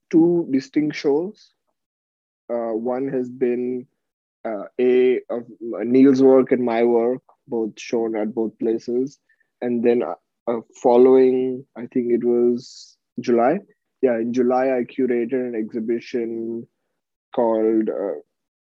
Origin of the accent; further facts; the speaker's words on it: Mumbai, Maharashtra, India; moved away as an adult; now in San Francisco, United States; I am originally from Mumbai, India, where I lived for 20 years